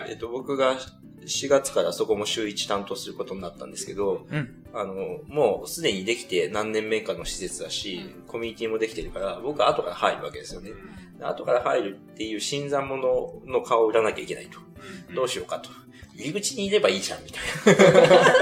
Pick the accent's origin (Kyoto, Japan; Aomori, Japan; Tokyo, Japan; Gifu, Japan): Tokyo, Japan; 小石川後楽園っていう庭園がある場所なんですけど、僕そこの出身なんですよ